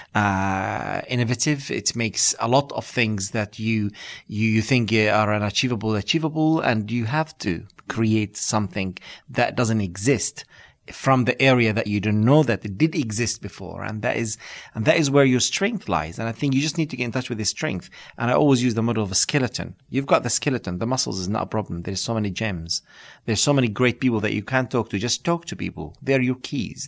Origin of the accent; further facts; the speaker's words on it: West Bank, Palestine; English is a second language; moved away as an adult; now in London, United Kingdom; coming from this, uh, refugee camp, uh, background